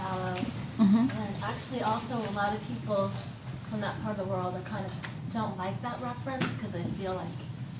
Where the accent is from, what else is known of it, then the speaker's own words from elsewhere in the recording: Kansas City, Missouri, United States; I'm from Kansas City, Missouri